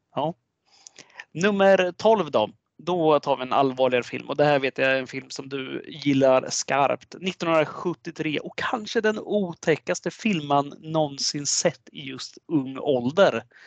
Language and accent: Swedish; Sweden; vi svenskar